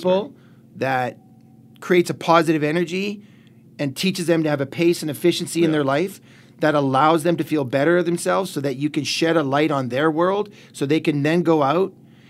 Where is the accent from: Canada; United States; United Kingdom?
Canada; we're good Canadian kids out there